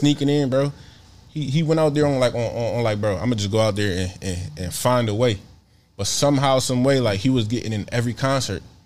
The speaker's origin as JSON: {"language": "English", "town": "Philadelphia", "region": "Pennsylvania", "country": "United States", "said": "I'm from Philly"}